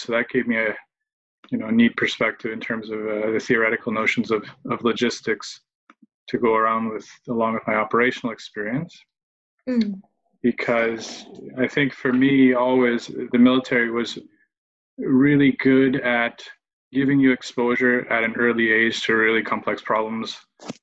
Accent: Halifax, Nova Scotia, Canada; moved away; I'm from Canada. I grew up in Halifax, which is on the East Coast.

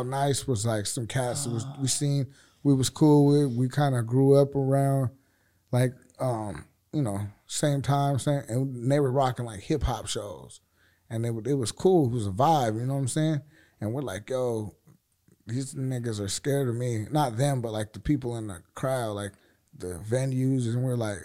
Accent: Seattle, Washington, United States; we're from Seattle

